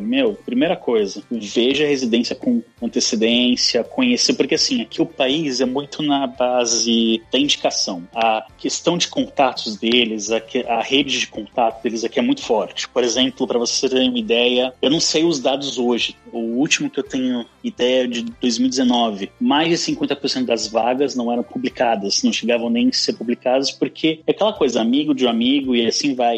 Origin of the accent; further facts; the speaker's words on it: Santos, São Paulo, Brazil; moved away as an adult; now in Denmark; Eu sou de Santos